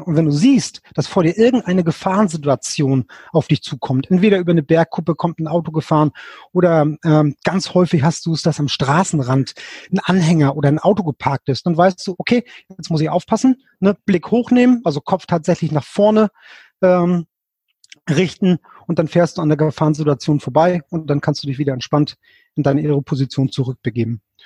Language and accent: German; Lübeck, Schleswig-Holstein, Germany; ich komme aus dem hohen Norden, aus dem schönen Lübeck. Mhm. Ähm, bin hier ähm, äh, geboren, zur Schule gegangen, habe hier studiert